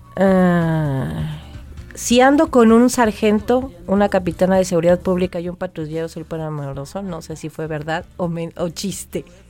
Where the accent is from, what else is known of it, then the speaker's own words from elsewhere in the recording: Maya, Yucatán Peninsula, Mexico; yo también soy maya chiquita